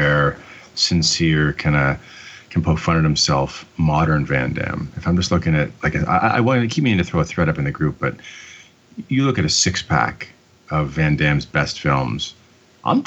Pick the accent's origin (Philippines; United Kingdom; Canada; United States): Canada; I'm Canadian